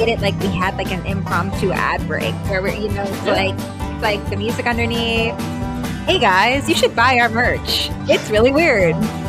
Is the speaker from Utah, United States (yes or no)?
yes; Utah, United States; moved away; also born or lived in New York; I grew up in Utah. I fell in love with the Mets when I lived in New York.